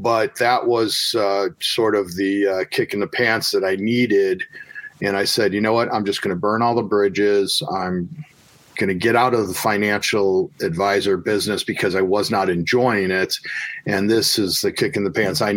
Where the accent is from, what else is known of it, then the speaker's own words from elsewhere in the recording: Chicagoland, Illinois, United States; a nice little place in my hometown that I used to go to when I was a kid